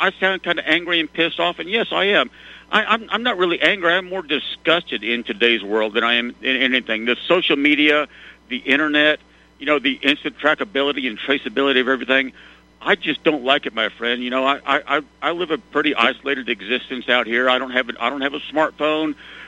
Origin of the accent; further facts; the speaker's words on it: Arkansas, United States; now in Texas, United States; I grew up in Arkansas